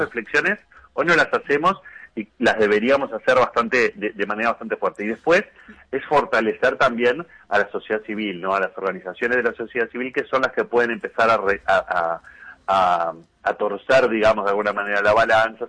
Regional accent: Uruguay

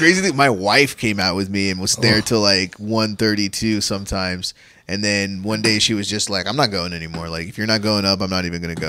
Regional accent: India; I was born in India

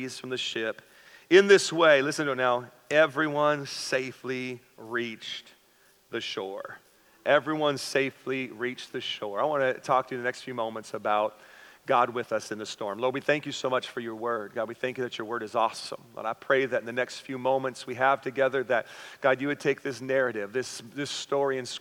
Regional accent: the Northwest, Pacific Northwest, United States; now in San Diego County, United States; Me and my wife, we grew up in the Northwest

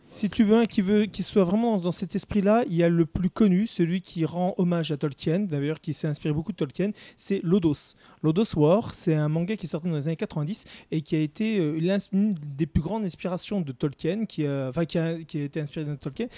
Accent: France; chez nous, en France

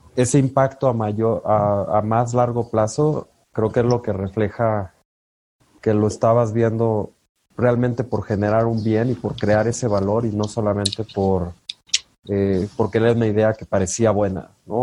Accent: La Piedad, Michoacán, Mexico; yo crecí en La Piedad, Michoacán

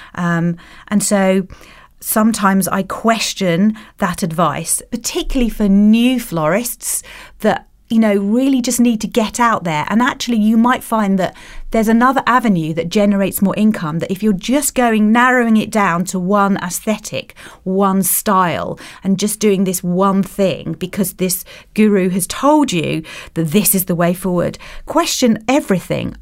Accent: Kent, South East England, United Kingdom; moved away; I come from Kent, and my brother still lives there.

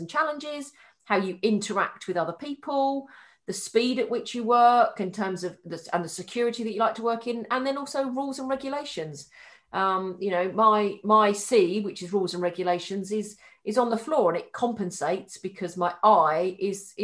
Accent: Haywards Heath, South East England, United Kingdom; I'm from Hayward Heath.

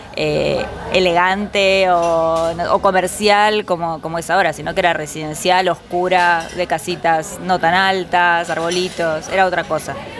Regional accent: Buenos Aires, Argentina; Nací en Palermo cuando era Palermo sensible.

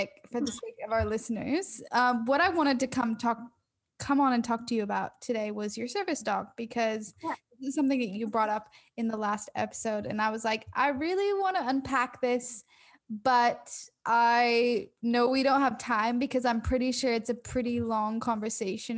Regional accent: Oregon, United States; I went to a center where I grew up in Oregon

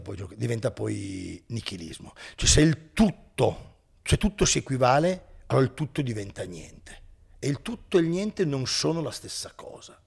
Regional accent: Turin, Piedmont, Italy; io sono di Torino

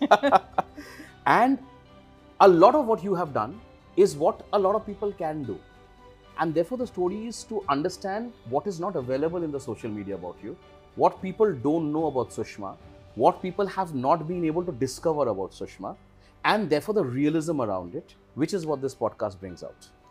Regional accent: Kolkata, West Bengal, India; I was born and brought up in Calcutta.

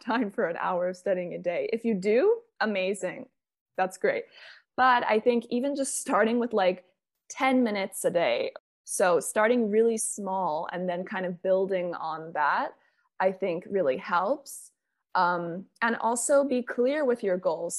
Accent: Bermuda; now in Spain; I'm from Bermuda.

